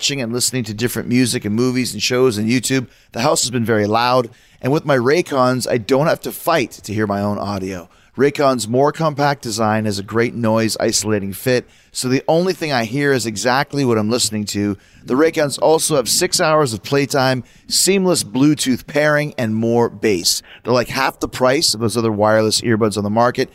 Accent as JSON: {"language": "English", "town": "Winnipeg", "region": "Manitoba", "country": "Canada", "said": "I'm from Winnipeg up in Canada"}